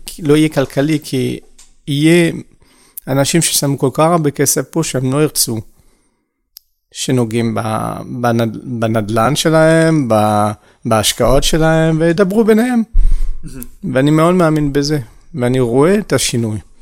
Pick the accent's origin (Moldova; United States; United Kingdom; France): France; Hebrew is a second language; moved away as an adult; also born or lived in Haifa, Israel / Paris, France; now in Israel; נולדתי בארץ, כמה שזה מפתיע, אה, בחיפה. אה, ועזבתי בגיל 6 ולחיות בצרפת